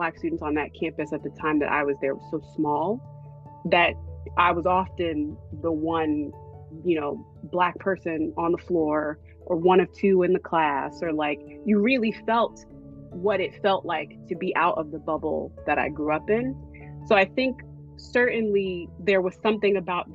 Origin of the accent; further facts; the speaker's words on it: Hillside, New Jersey, United States; moved away as an adult; also born or lived in New York; my hometown is Hillside, New Jersey.